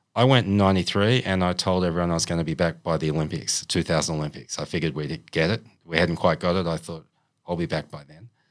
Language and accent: English; Sydney, New South Wales, Australia; moved away as an adult; also born or lived in China / Canberra / Queensland; from Sydney. I'm from the Northern Beaches. I was born in Manabar Hospital